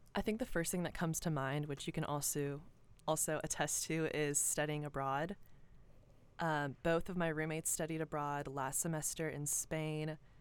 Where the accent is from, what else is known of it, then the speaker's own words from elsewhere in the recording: Cumming, Georgia, United States; I grew up in Cumming, Georgia. I'm from Forsyth County